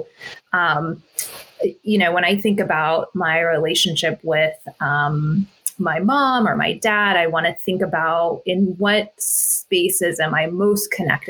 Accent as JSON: {"language": "English", "country": "United States", "tie": "born or raised there", "also_born_or_lived": "Orange County, California / Carbondale", "said": "born and brought up in the States"}